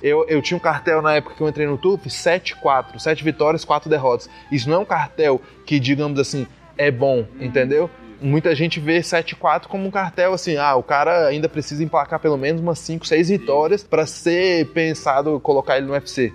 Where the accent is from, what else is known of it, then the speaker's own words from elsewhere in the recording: Brazil; first language Portuguese; also born or lived in United States; Quando eu mudei para o Brasil com seis anos, minha mãe tomou uma decisão de só conversar comigo em inglês.